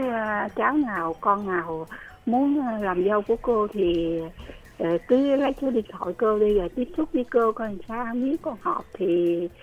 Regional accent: Vinh Long, Vietnam; moved away as an adult; now in Ho Chi Minh City, Vietnam; quê chị thì ở vĩnh long chợ ôm

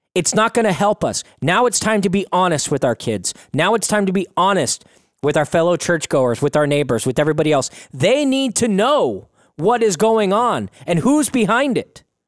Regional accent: United States; as American citizens

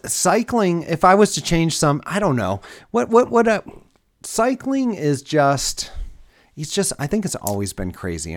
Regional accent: Detroit, Michigan, United States; growing up in Metro Detroit

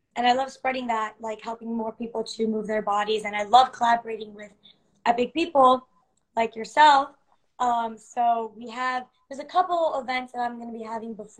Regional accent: New Jersey, United States; moved away as an adult; now in Los Angeles, United States; I am originally from New Jersey. I've lived in LA about 5 years now

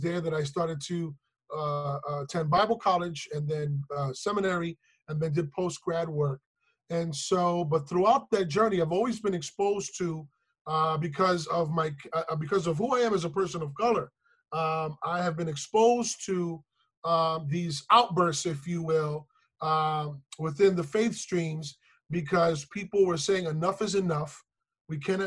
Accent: New York City, New York, United States; growing up in East Harlem, Spanish Harlem, in the barrio in the 70s

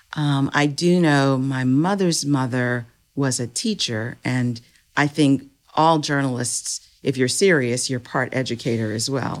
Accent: Powhatan, Virginia, United States; I grew up in Powhatan, Virginia

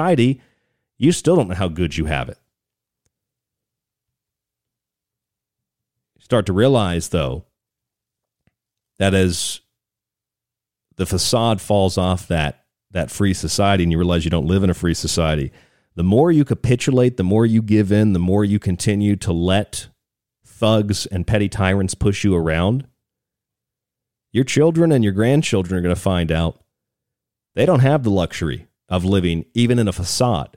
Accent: Florida, United States; now in Arizona, United States; I'm from Florida.

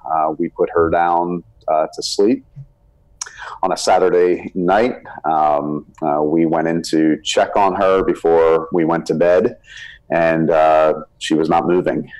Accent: South Florida, United States; also born or lived in Birmingham, Alabama; we grew up here in South Florida

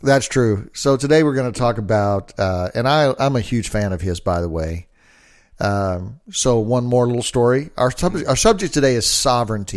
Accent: United States; I'm an American

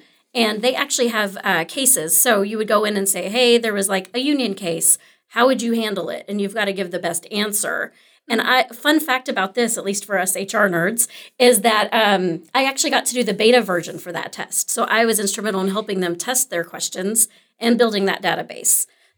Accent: Arlington, Texas, United States; also born or lived in Grand Prairie; I'm actually local. So I was born and raised in Arlington and Grand Prairie, so didn't stray too fa

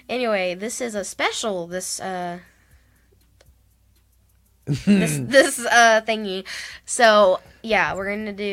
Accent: Texas, United States; we're from Texas.

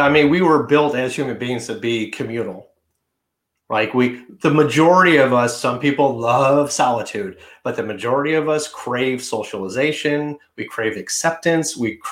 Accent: Detroit, Michigan, United States; moved away as an adult; now in New York City, United States; But when I moved to New York City from Detroit, it was very liberal.

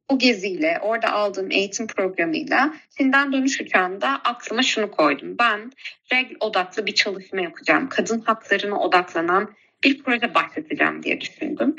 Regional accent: Ankara, Turkey; moved away as an adult; now in Istanbul, Turkey; bin dokuz yüz doksan üç yılında Ankara'da dünyaya geldim. Ee, hali hazırda şu an İstanbul'da yaşıyor olsam da, e, doğduğum, büyüdüğüm, e, ve köklerimin olduğu Ankara'yı çok seviyorum.

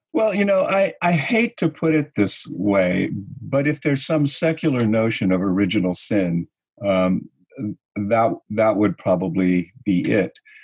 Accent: California, United States; now in New York, United States; I grew up in California at a time when California was pretty paradisical

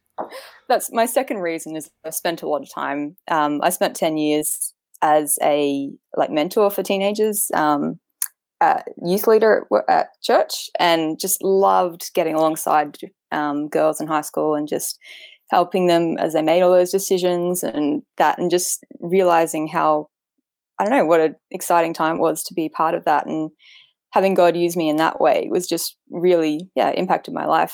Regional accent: Queensland, Australia; I'm from Queensland, Australia. I've lived my whole life in Australia, um, in Queensland

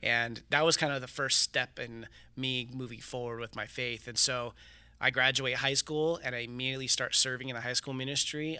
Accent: Riverside, California, United States; I was born and raised here in Riverside

